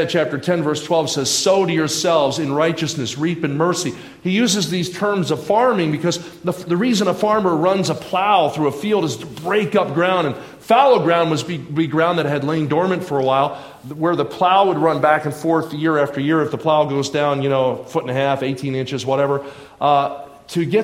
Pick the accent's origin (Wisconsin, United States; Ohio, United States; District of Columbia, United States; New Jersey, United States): New Jersey, United States; southern; moved away; I grew up in southern New Jersey, about 20 minutes outside of Philadelphia.